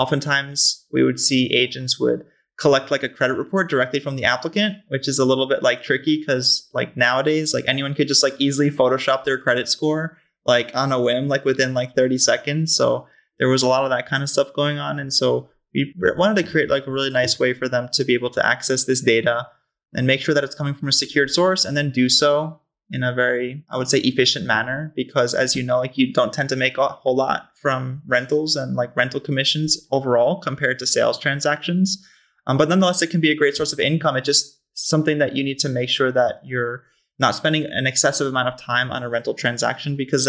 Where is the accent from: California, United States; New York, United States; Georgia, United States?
New York, United States; Long Island; as you mentioned, I'm originally from the East Coast.